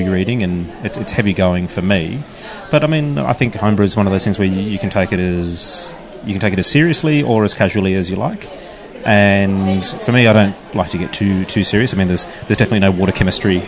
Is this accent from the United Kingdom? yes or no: no; Sydney, New South Wales, Australia; moved away as an adult; now in Melbourne, Australia; I've settled down here in Melbourne. I was originally from Sydney